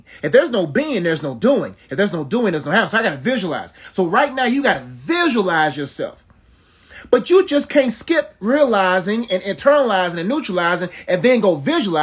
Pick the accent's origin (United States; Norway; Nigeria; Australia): Nigeria; I'm Nigerian